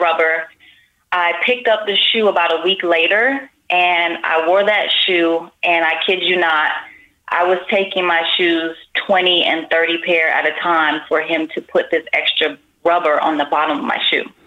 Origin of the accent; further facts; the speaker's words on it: Miami, Florida, United States; also born or lived in Las Vegas; now in California, United States; I am from Miami